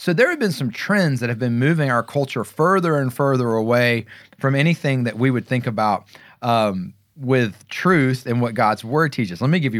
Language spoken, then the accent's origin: English; the South, United States; I grew up in the South and I've moved around all over the place.